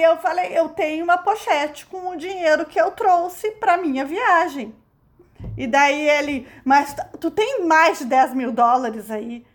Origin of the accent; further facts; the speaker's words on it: Brazil; a gente é brasileira